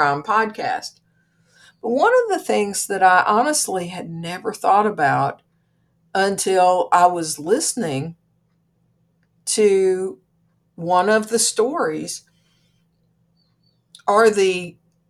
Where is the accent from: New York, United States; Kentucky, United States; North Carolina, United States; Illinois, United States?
Kentucky, United States; I'm from Kentucky